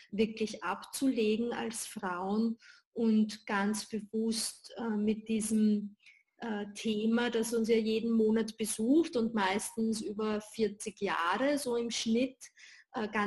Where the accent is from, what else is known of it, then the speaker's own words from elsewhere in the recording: Vienna, Austria; born there; Äh, ich bin hier in Wien geboren und lebe auch hier.